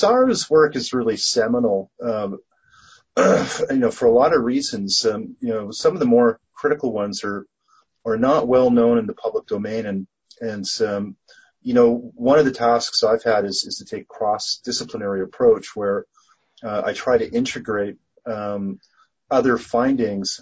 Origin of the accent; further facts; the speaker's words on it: Canada; I'm Canadian